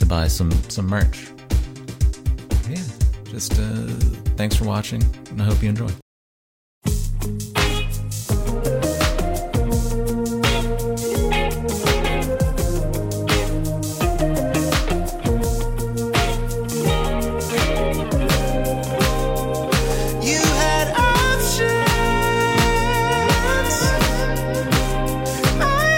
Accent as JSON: {"language": "English", "town": "Mobile", "region": "Alabama", "country": "United States", "tie": "born or raised there", "said": "growing up in Mobile, Alabama, there was like a decent enough little hardcore scene"}